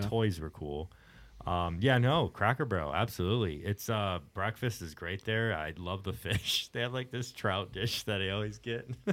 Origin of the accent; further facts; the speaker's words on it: Houston, Texas, United States; growing up in Houston